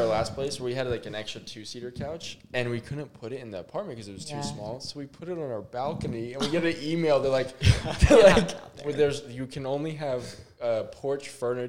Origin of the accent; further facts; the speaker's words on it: Vero Beach, Florida, United States; I'm Vero Beach. I'm like State Road 60.